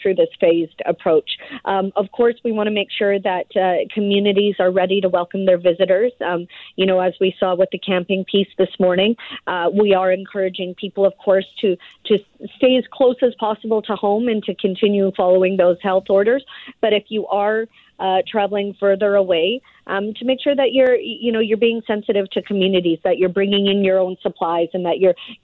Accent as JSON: {"language": "English", "region": "British Columbia", "country": "Canada"}